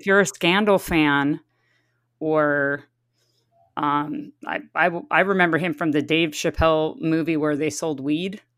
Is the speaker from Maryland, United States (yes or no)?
no; San Diego, California, United States; I grew up in San Diego